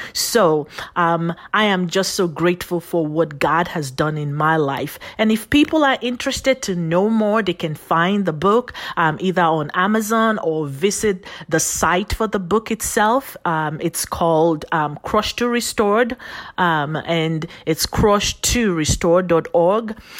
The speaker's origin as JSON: {"language": "English", "country": "Nigeria", "tie": "born or raised there", "also_born_or_lived": "Phoenix, Arizona, United States", "moved": "yes", "lives_now": "United States", "said": "I was sent on, um, the long fly from here, U S A to Nigeria, Africa. And I was raised by my paternal grandparents. And so I grew up with them"}